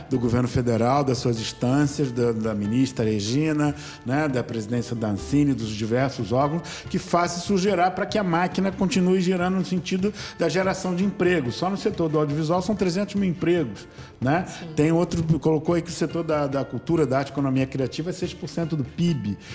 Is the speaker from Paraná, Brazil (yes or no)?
no; Rio de Janeiro, Brazil; todos nós somos cariocas